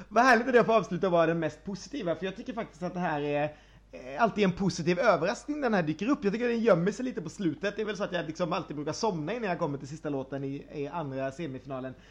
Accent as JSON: {"language": "Swedish", "country": "Sweden", "said": "jag är svensk"}